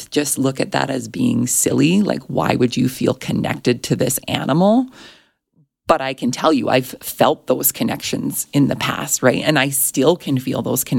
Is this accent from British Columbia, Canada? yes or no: no; Alberta, Canada; I grew up in Alberta. We are known for Alberta beef